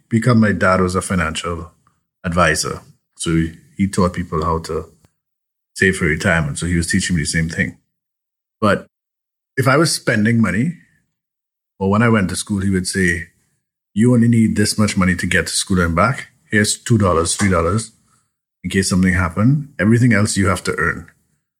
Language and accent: English; Chaguanas, Trinidad & Tobago; also born or lived in San Fernando, Trinidad and Tobago; now in Toronto, Canada; I lived in Chaguanas, went to school in San Fernando